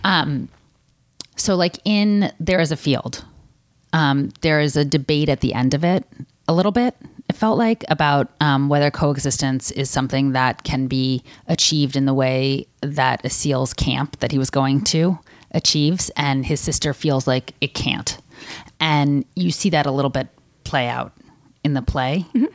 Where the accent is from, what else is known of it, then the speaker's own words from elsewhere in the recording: United States; People in my milieu uh, growing up in America as someone who's you know middle class or above go to college